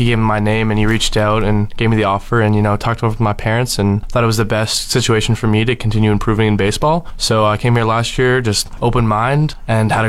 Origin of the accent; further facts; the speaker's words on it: London, Ontario, Canada; I'm from London, Ontario